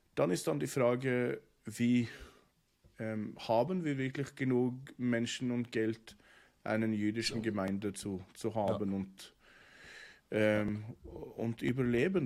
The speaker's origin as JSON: {"language": "German", "town": "Oslo", "country": "Norway", "tie": "born or raised there", "second_language": "German", "moved": "yes", "lives_now": "Bern, Switzerland", "said": "In äh, Norwegen ja. ähm, wo ich geboren bin und, und, aufgewachsen"}